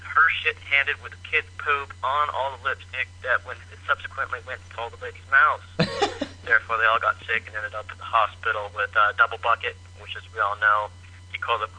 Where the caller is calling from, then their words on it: Idaho, United States; Northern Idaho. I'm not Australian, but I have a healer.